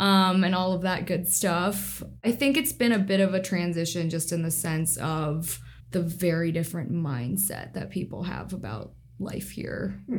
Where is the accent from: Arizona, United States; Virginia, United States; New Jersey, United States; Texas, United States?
Virginia, United States; Northern; moved away as an adult; also born or lived in Washington, D.C. / Charlottesville, Virginia; now in Seattle, United States; I moved here from Washington, D.C., and I'm originally from Northern Virginia in the suburbs of D.C., about 30 minutes outside.